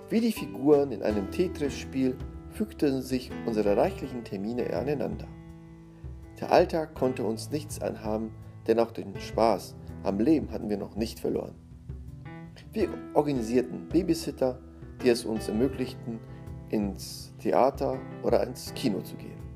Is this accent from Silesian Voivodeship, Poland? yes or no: no; Szczecin, West Pomeranian Voivodeship, Poland; Auf unserer weiteren Fahrt durch das Leben hatte es uns in meine Heimat verschlagen. Meine Familie in Stettin war erpicht darauf, uns nach einer längeren Zeit wiederzusehen. Und so hatte ich die Gelegenheit, meinen Kindern, wie schon meiner Beifahrerin zuvor, meinen Geburtsort zu zeigen.